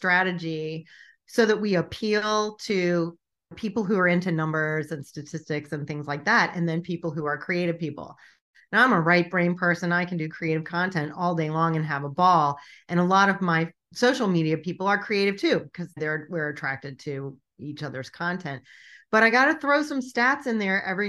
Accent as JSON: {"language": "English", "town": "Richmond", "region": "Virginia", "country": "United States", "tie": "born or raised there", "said": "my hometown"}